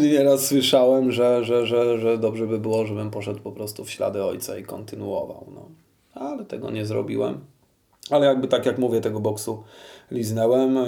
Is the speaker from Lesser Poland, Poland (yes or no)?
yes; Kraków, Lesser Poland, Poland; wychowywałem się w Nowej Hucie i tu się urodziłem